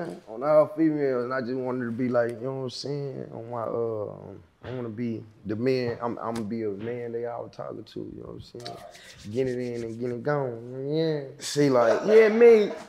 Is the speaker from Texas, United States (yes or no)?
yes; Dallas, Texas, United States; Nigga, I'm from out of town. I'm from Dallas.